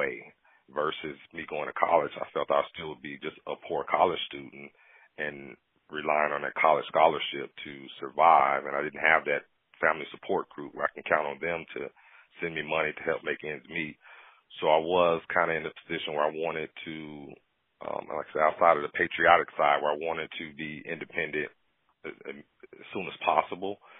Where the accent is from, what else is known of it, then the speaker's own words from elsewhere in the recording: Gary, Indiana, United States; growing up in Gary, growing up poor or fatherless